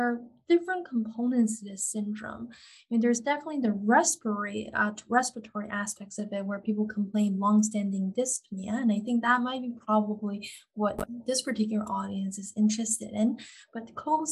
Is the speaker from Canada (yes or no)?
yes; Canada; I am Canadian